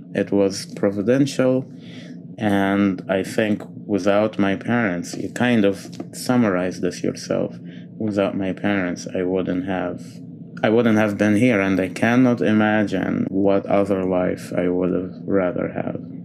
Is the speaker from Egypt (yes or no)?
yes; Egypt; moved away as an adult; now in United States; I was born and grew up a Coptic Christian in, in Egypt.